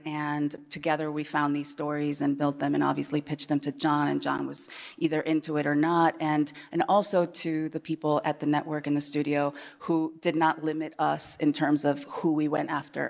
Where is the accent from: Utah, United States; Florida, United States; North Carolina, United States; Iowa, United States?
Iowa, United States; born or raised there; moved away as an adult; also born or lived in Chile / Manhattan